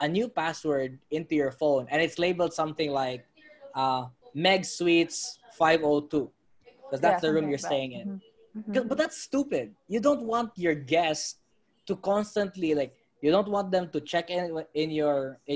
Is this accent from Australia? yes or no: no; Philippines; I'm from the Philippines.